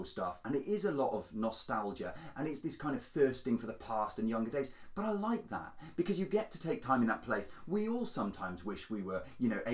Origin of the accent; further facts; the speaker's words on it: France; I was born in France